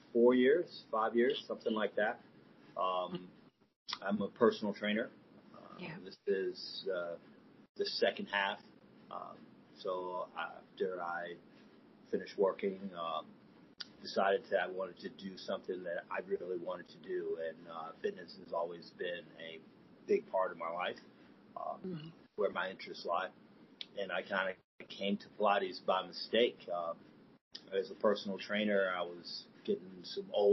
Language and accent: English; Florida, United States; now in Atlanta, United States; I am currently in Atlanta. I'm from Florida.